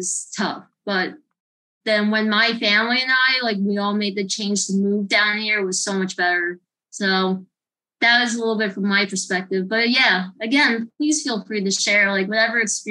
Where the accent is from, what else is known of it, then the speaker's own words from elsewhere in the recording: New Jersey, United States; moved away as an adult; now in Florida, United States; I live in Florida. I grew up in New Jersey. Originally, I was from New Jersey. I grew up there for pretty much most of my life.